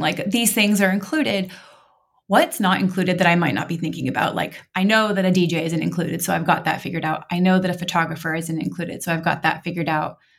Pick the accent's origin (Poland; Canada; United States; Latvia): United States; Montana; now in Oregon, United States; I grew up in Montana